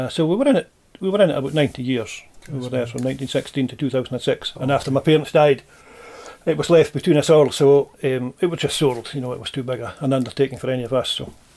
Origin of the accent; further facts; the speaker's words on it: Tobermory, Scotland, United Kingdom; I was born in Tobermory, and I've lived and worked round about the island ever since, really.